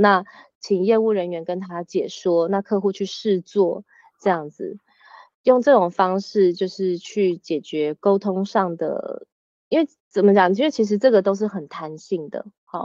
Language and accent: Chinese; Taiwan; moved away as an adult; now in France; 我那时候回台湾的时候，我只有带弟弟